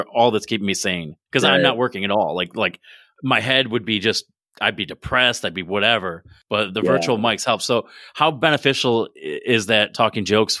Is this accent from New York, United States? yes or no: yes; Binghamton, New York, United States; also born or lived in Baltimore; I'm from Binghamton.